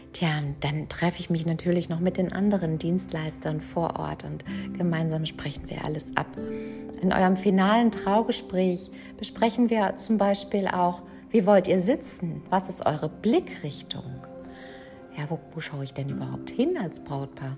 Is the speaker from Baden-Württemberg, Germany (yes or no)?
yes; Mannheim, Baden-Württemberg, Germany; Ich komme aus Mannheim